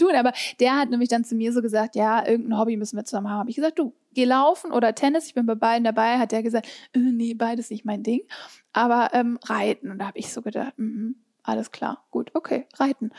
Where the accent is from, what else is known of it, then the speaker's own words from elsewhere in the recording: Hamburg, Germany; ich komme aus Hamburg